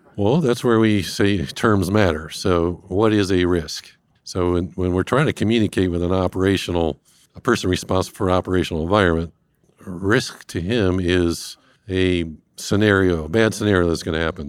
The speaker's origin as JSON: {"language": "English", "town": "Cleveland", "region": "Ohio", "country": "United States", "tie": "born or raised there", "moved": "yes", "said": "I'm originally from this fine Northeast Ohio, north coast of the Americas, uh, born and raised in Cleveland"}